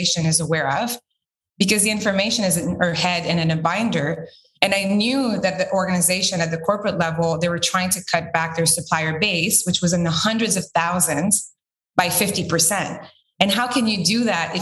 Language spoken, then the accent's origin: English; Quebec, Canada; I'm originally from Quebec